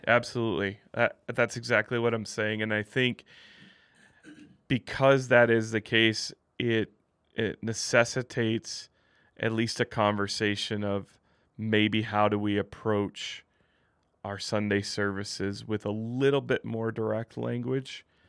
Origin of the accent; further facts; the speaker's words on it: Midwest, United States; now in Utah, United States; I grew up in the Midwest, not a ton of L D S people there